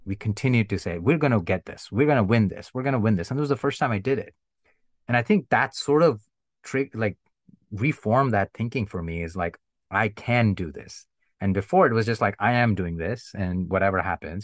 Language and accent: English; India; growing up in India, every year we had the annual sport, sports day in school